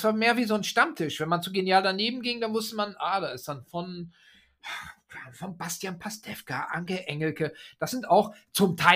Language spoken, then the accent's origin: German; Oldenburg, Lower Saxony, Germany; Also ich mache einen Auftritt in der Volkshochschule in Oldenburg, weil die Stadt Oldenburg, meine Heimatstadt, hier so mhm. ständig auftaucht.